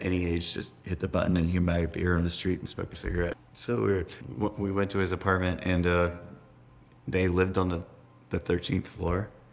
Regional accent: North Carolina, United States; We Grew up in North Carolina.

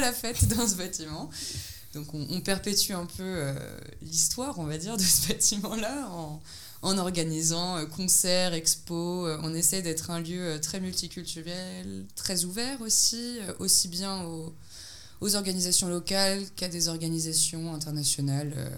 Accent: France; moved away as an adult; now in Belgrade, Serbia; je suis française, mais je vis à Belgrade

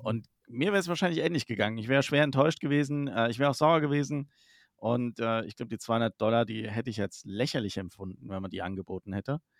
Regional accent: Germany; Wir bei uns in Deutschland hier

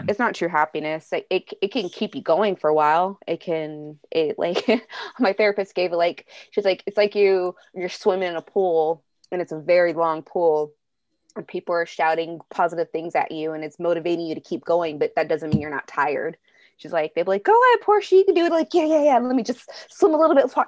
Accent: Bay Area, California, United States; moved away; I'm from the Bay Area, and I had to move to Southern California with family

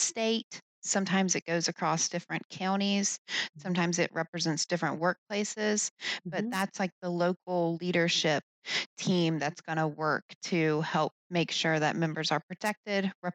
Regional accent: West Virginia, United States; moved away; also born or lived in Pennsylvania; I was originally from West Virginia

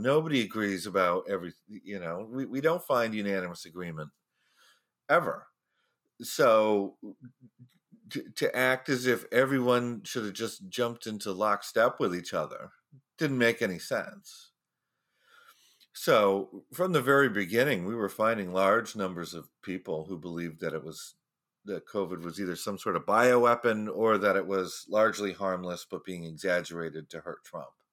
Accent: Florida, United States; in Florida, my home state

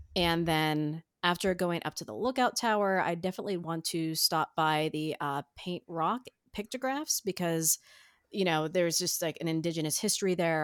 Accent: foothills of the Appalachians, Ohio, United States; I was raised in the, uh, foothills of the Appalachians

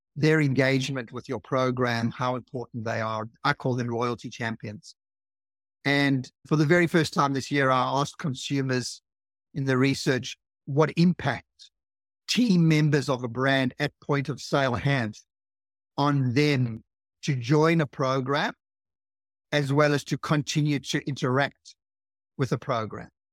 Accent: South Africa; now in Australia; I'm from South Africa originally, and I arrived in Australia thirty-five years ago

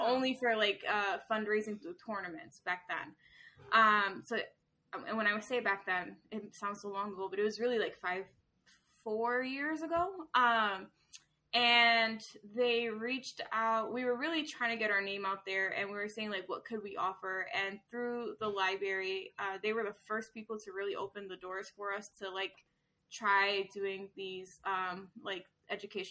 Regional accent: Danbury, Connecticut, United States; moved away as an adult; now in Waterbury, United States; I grew up in Danbury, and I moved to Waterbury

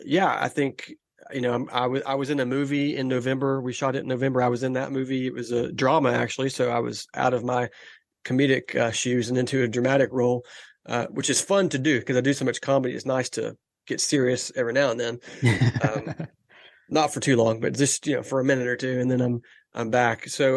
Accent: Los Angeles, California, United States; I'm originally from Southern California. I'm from LA. So I've got, I'm an Angels fan. Like all my family are Angels fans out there.

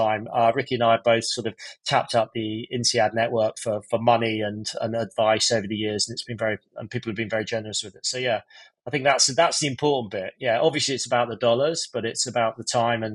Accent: Scotland, United Kingdom; I'm Scottish

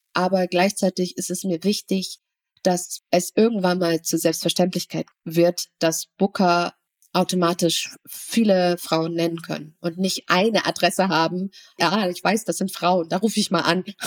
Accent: Germany; Ich bin zwar hier in Deutschland geboren

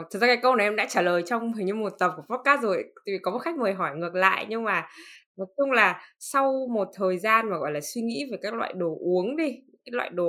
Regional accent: Northern Vietnam, Vietnam; thứ nhất là bởi vì em là người miền Bắc và em rất là thân thuộc với cái chuyện ăn phở

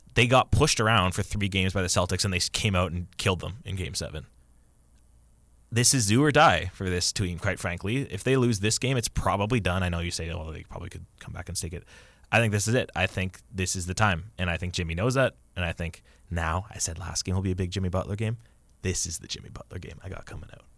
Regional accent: Kitchener, Ontario, Canada; moved away; my hometown

